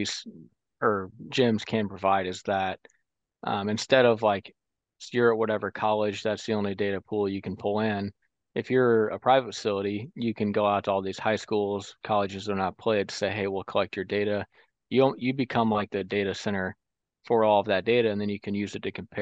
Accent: Central Illinois, United States; I'm from Central Illinois

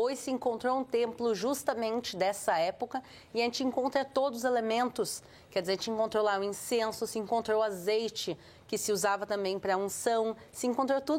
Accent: Brazil; a linha que eu cresci também um pouco mais no Brasil, eu sou mais tradicional.

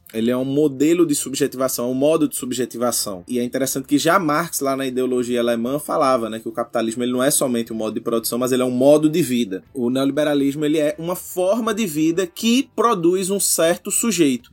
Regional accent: Recife, Pernambuco, Brazil; eu sou de Recife, Pernambuco

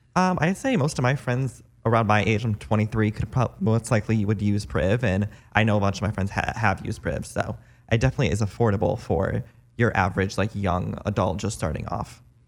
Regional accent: East Coast, United States; now in Los Angeles, United States; I'm originally from the East Coast and it's just too cold.

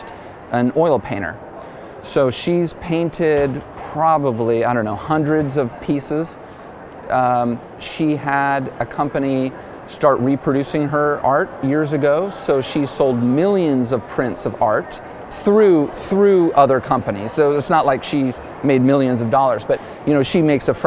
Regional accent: Dallas, Texas, United States; moved away as an adult; also born or lived in Malibu, California; I'm from Dallas originally

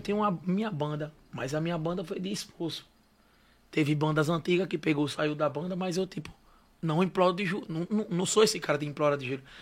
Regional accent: Aracaju, Sergipe, Brazil; Eu sou de Aracaju

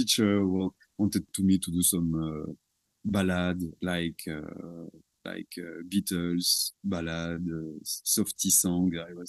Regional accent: south of France, France; English is a second language; It's just a simple music school from my hometown.

